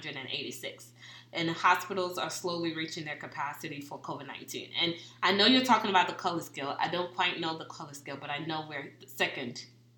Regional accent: Indianapolis, Indiana, United States; now in Houston, United States; that's my hometown

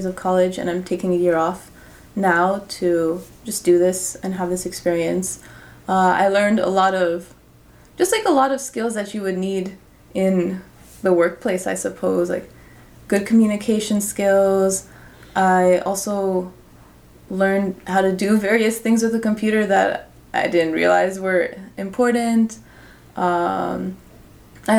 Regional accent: New York, United States; same language, same culture that I grew up with here in New York

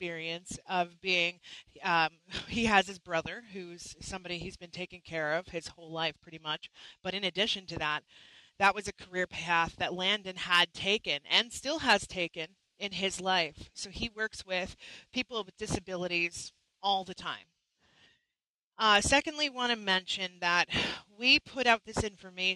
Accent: Canada; I'm a Canadian. I'm not American

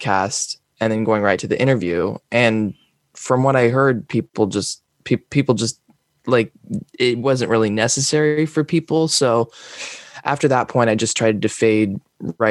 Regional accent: Palo Alto, California, United States; accent: American; I'm currently in Palo Alto. I grew up in Palo Alto

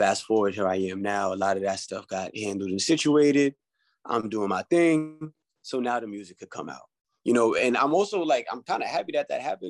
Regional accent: Mount Vernon, New York, United States; being from Westchester, I'm from Mount Vernon

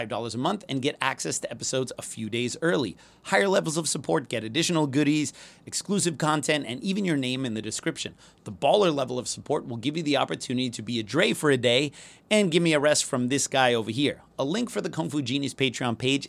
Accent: United States; moved away; also born or lived in Germany; as an American

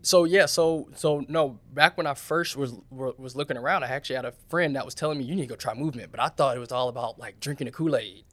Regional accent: Charlotte, North Carolina, United States; moved away; I come from Charlotte

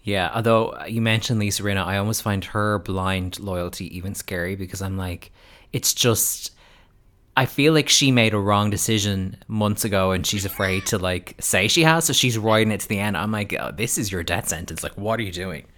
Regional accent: United States; now in Ireland; an American person living in Ireland

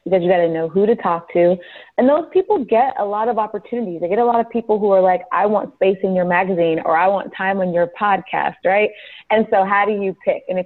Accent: Richmond, California, United States; also born or lived in Los Angeles, California; I'm originally from Richmond, California. So that is a city just north of San Francisco, actually northeast of San Francisco. So I'm from the Bay Area

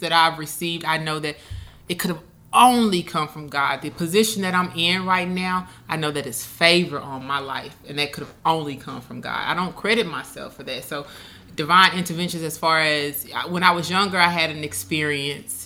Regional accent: Moscow, Arkansas, United States; moved away; also born or lived in Pine Bluff, Arkansas; I was actually born in Pine Bluff, but I was raised in Moscow

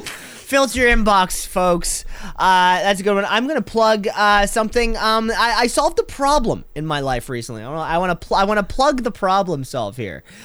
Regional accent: Canada; I'm Canadian

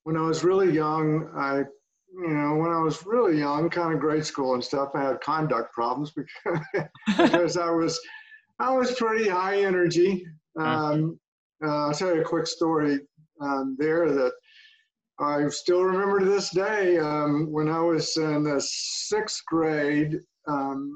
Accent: Atlanta, Georgia, United States; I grew up in East Atlanta, actually, not far from the dojo

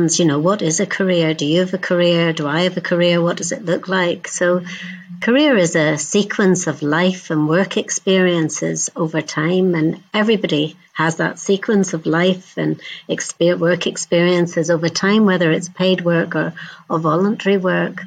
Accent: Northern Ireland, United Kingdom; I grew up in Northern Ireland

